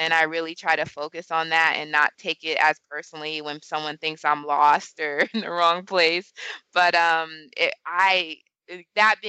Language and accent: English; California, United States; moved away as an adult; also born or lived in Atlanta / Washington, D.C. / New York; growing up in California